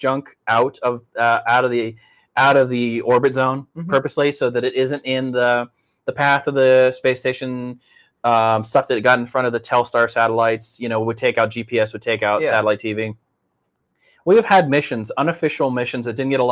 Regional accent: Pittsburgh, Pennsylvania, United States; I grew up driving in Pittsburgh

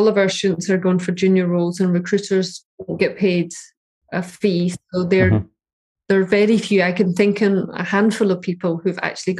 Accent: Scotland, United Kingdom; So I'm Scottish, I'm a mechanical engineer, I want to be a data scientist.

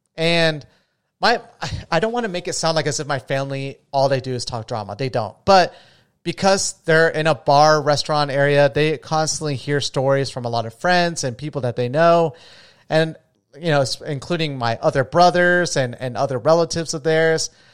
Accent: Florida, United States; now in Las Vegas, United States; I'm from Florida

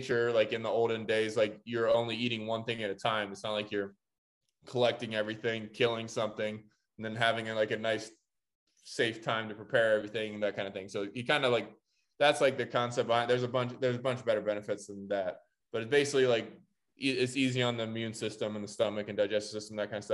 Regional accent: Columbus, Ohio, United States; I'm from Columbus, Ohio.

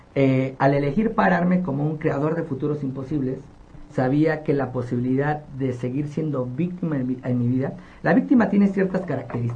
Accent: Nezahualcóyotl, State of Mexico, Mexico; yo nací en Ciudad Neza y soy orgullosamente de ese lugar. Y cuando yo viví toda mi infancia en esta comunidad

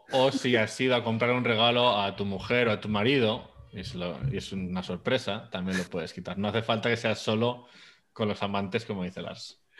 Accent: Zaragoza, Aragon, Spain; yo soy de Zaragoza.

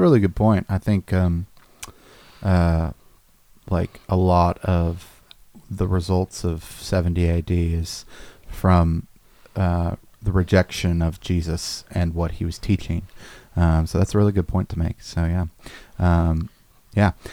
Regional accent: United States; as an American

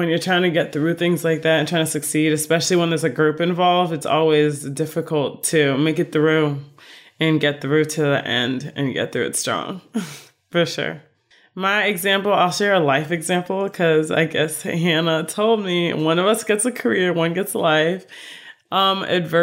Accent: Chicago, Illinois, United States; moved away as an adult; now in Florida, United States; I grew up in Chicago, I'm in Florida

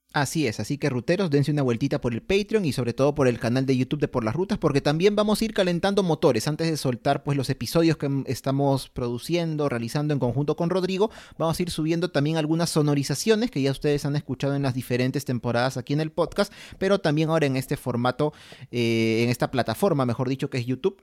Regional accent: Peru; somos peruanos

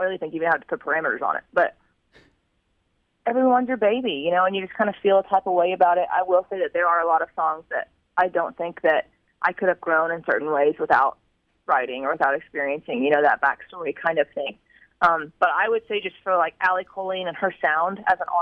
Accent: Tulsa, Oklahoma, United States; moved away as an adult; now in Nashville, United States; I grew up just outside of Tulsa

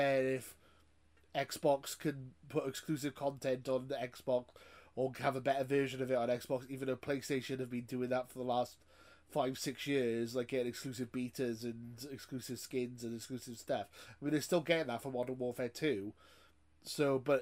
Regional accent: Wales, United Kingdom; I'm Welsh, so, you know, working class Welshman.

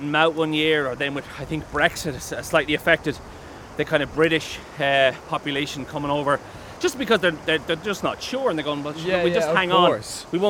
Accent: Ireland

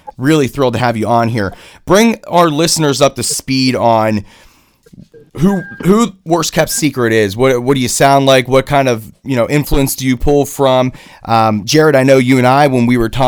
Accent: Pittsburgh, Pennsylvania, United States; I was born and raised in Pittsburgh.

